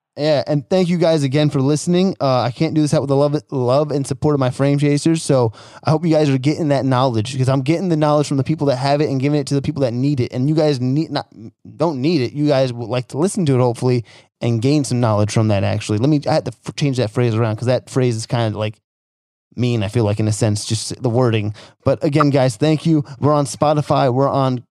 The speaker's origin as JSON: {"language": "English", "region": "New Jersey", "country": "United States", "tie": "born or raised there", "moved": "yes", "said": "I'm from Jersey originally so you know I grew up in a blue oh, collar blue collar town."}